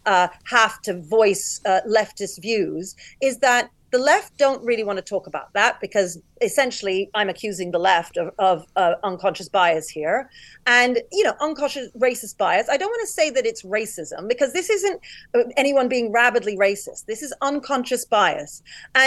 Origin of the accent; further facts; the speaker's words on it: United Kingdom; I'm black and I'm British